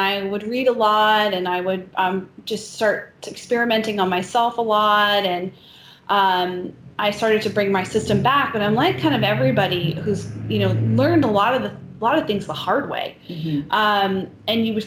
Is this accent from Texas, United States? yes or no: no; Maine, United States; growing up in Maine